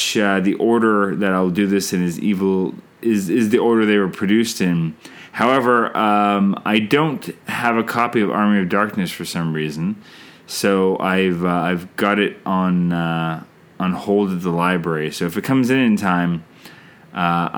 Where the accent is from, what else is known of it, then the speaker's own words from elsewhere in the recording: Canada; I'm Canadian filmmaker